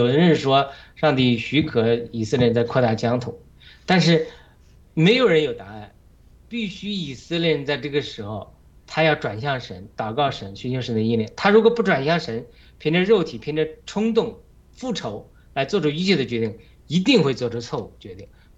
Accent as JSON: {"language": "Chinese", "country": "China", "said": "同样，无论是西方或者我们中国人民，我们对我们这个哈马斯组织啊，中共这个组织啊，就是我们养出来的。"}